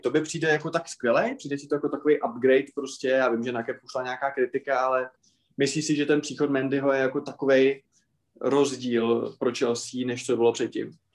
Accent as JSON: {"language": "Czech", "region": "Moravia", "country": "Czechia", "said": "u nás na Moravě"}